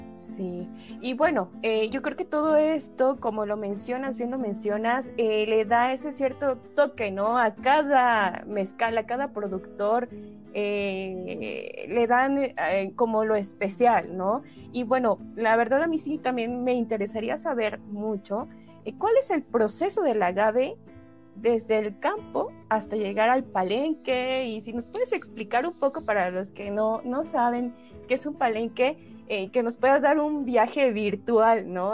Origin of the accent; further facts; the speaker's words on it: Oaxaca, Mexico